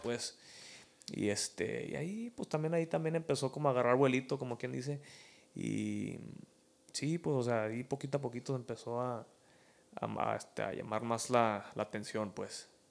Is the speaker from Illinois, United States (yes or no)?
yes; Chicago, Illinois, United States; pues soy de Chicago